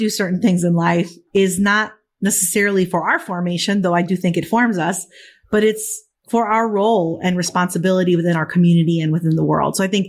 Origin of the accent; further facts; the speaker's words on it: Chicago, Illinois, United States; They came to the States and met here. And so I was born in Chicago. Yeah. And so, but from an early age, you know, we were primarily in a Spanish speaking community and went to a Spanish speaking parish.